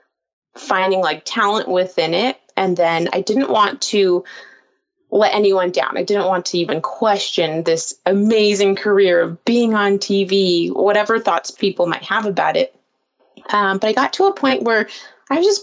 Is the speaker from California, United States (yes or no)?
yes; Palm Springs, California, United States; I was reporting in my hometown and anchoring there